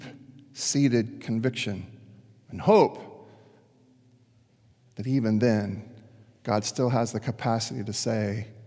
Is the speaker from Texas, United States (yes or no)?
yes; Dallas, Texas, United States; Now, this actually happened to my chosen hometown team. I grew up in Dallas for a little while and became a Rangers fan